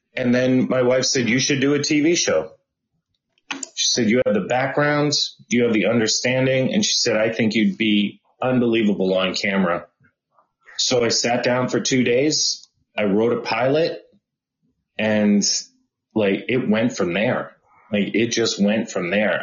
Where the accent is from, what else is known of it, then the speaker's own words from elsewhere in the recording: Boston, Massachusetts, United States; moved away as an adult; also born or lived in Berkeley / Los Angeles; I am from Boston and I grew up in Boston.